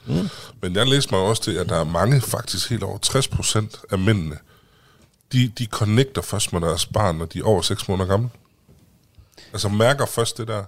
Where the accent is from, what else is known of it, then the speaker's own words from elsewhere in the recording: Vildbjerg, Central Denmark Region, Denmark; Jeg kommer fra Lille Vildbjerg ude ved Herning